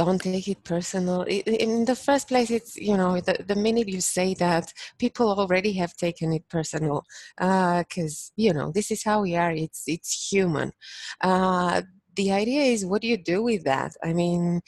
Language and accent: English; Bucharest, Romania; moved away as an adult; now in Toronto, Canada; I'm originally from Bucharest, Romania. Bucharest being the capital. So, yeah, and I came to Canada this year in March.